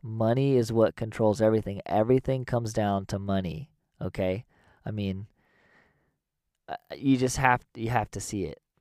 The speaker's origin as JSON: {"language": "English", "country": "United States", "tie": "born or raised there", "said": "growing up in America"}